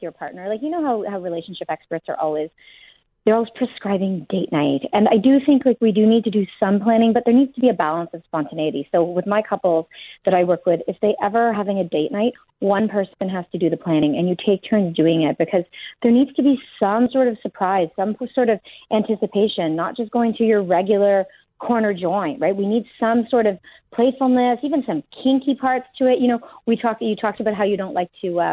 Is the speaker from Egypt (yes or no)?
no; Canada; I'm Canadian